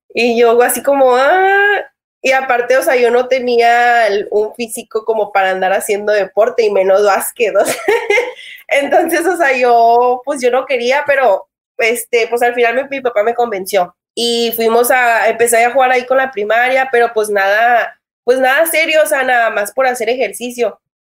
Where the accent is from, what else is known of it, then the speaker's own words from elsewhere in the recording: Matamoros, Tamaulipas, Mexico; now in United States; aquí en Matamoros, de donde yo soy